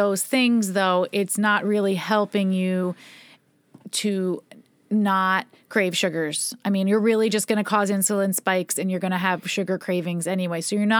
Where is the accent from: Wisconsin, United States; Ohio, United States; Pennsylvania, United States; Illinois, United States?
Pennsylvania, United States; Philadelphia; We're like from Philly, and it's like a Philly like bagel.